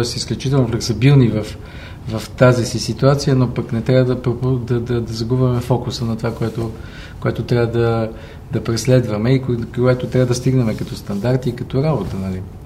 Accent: Sofia, Sofia City, Bulgaria; moved away as an adult; отраснал съм до Герена и респективно съм от Левски до ден днешен

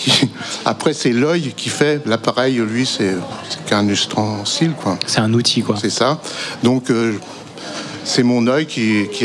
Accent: Paris, Île-de-France, France; now in Quimperlé, France; je suis parisien, désolé.

